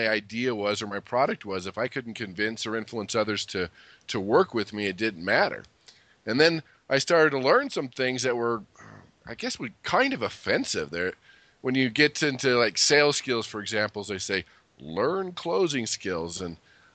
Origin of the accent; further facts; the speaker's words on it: California, United States; I grew up in California, so that was always nice